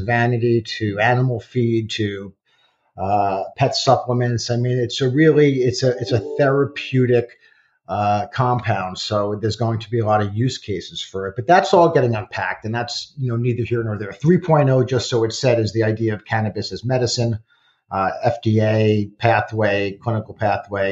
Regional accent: Great Neck, New York, United States; I grew up in Great Neck on the south side of the tracks

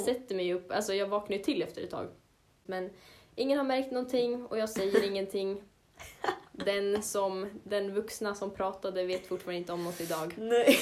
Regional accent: Avesta, Dalarna County, Sweden; moved away as an adult; now in Jönköping, Sweden; hemma i Avesta, där spred jag ut mig ganska mycket i mitt hus.

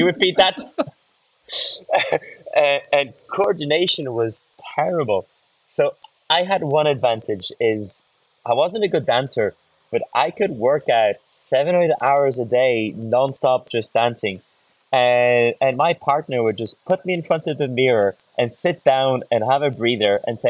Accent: France; also born or lived in Ireland; growing up in France, going through French amateur teams, French professional teams

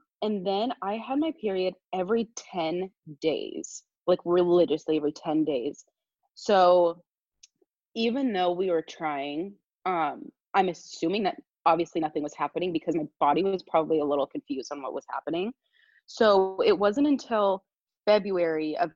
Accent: Southern California, United States; moved away as an adult; now in Eugene, United States; I'm from Southern California, and I moved to Eugene, Oregon.

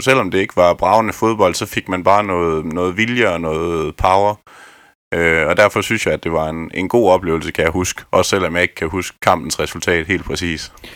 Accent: Askov, Southern Denmark, Denmark; Jeg er oprindelig fra Askov ved Vejen

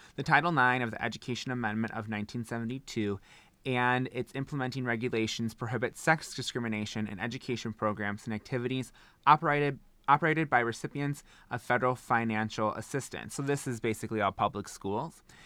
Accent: Wisconsin, United States; I say bag because I'm from Wisconsin

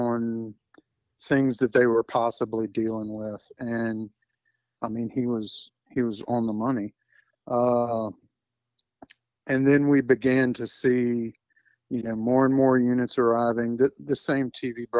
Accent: Baton Rouge, Louisiana, United States; I'm from Baton Rouge

